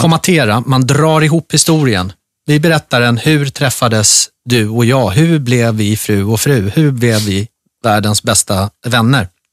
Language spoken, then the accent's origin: Swedish; Gustavsberg, Stockholm County, Sweden; där jag växte upp, i skärgården. Jag gick eh, i skola inne i ett litet brukssamhälle som heter Gustavsberg.